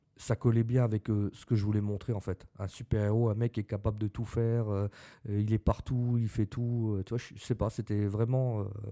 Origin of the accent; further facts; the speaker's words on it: Lorraine, Grand Est, France; On, on était lorrain, bon maintenant on l'est même plus parce que c'est le Grand Est, mais avant on était lorrain